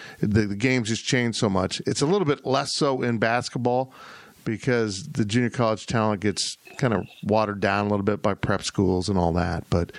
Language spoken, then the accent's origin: English; Kansas, United States; also born or lived in South Florida; maybe because I was born in South Florida and and went back there holidays almost every, you know, Christmas. Tropical Christmas feels normal to me, even though I grew up in Kansas.